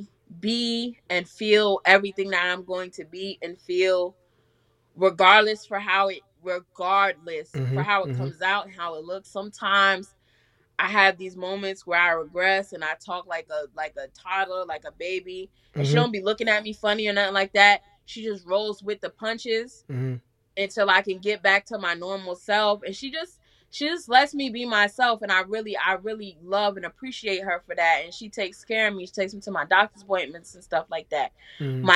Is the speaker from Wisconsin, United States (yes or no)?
no; New York City, New York, United States; now in Georgia, United States; I'm from Staten Island, New York